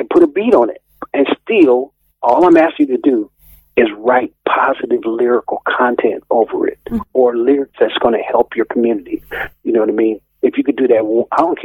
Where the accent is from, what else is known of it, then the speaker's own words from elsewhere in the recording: United States; moved away as an adult; now in Edinburgh, United Kingdom; we don't reciprocate in America like